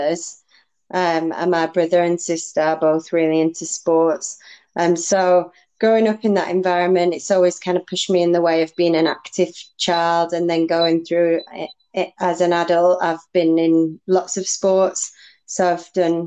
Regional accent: Solihull, West Midlands, United Kingdom; I am from Solihull in England

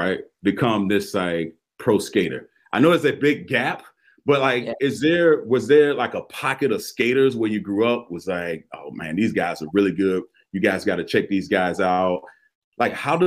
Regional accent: Florida, United States; when I grew up in Florida

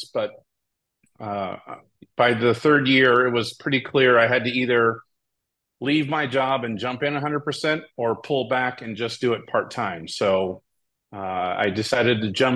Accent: Hawaii, United States; moved away as an adult; also born or lived in California; I was born and raised in Hawaii

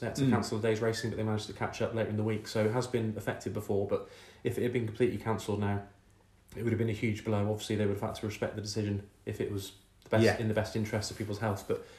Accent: Cheltenham, South West England, United Kingdom; growing up in Cheltenham

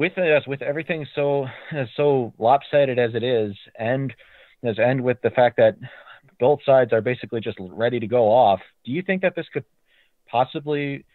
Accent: Wisconsin, United States; I am also autistic from Wisconsin.

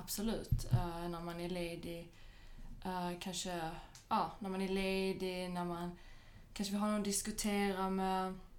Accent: Malmö, Skåne, Sweden; also born or lived in Skellefteå / Paris; now in Stockholm, Sweden; jag är ju född och uppvuxen i Malmö.

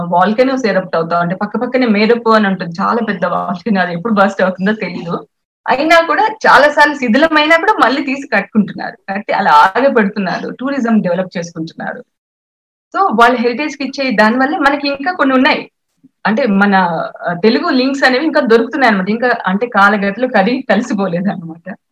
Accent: Mahabubnagar district, Telangana, India; actual గా మాది మహబూబ్ నగర్ జిల్లా అండి మా స్వస్థలం మహబూబ్ నగర్ జిల్లా

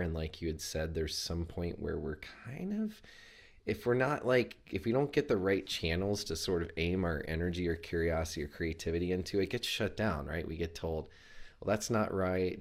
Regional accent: Chattanooga, Tennessee, United States; I'm from Chattanooga, Tennessee. I was born and raised there

